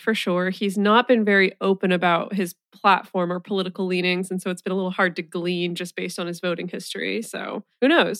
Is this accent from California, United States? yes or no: yes; hometown of Sierra Nevada brewery, California, United States; a brew from my hometown